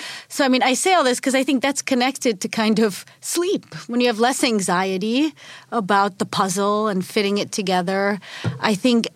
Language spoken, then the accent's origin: English; United States; moved away as an adult; also born or lived in a Nordic country; now in Washington, D.C., United States; as an American